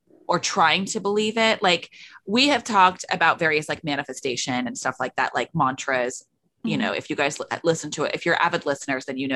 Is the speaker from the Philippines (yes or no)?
no; United Kingdom; we're both British